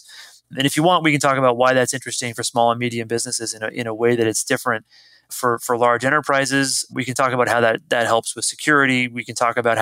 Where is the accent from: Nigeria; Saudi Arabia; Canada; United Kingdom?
Canada; moved away as an adult; now in San Francisco Bay Area, United States; I'm Canadian, but I got an American passport so I could vote. I came out to the Bay Area, San Francisco Bay Area, originally to work for Apple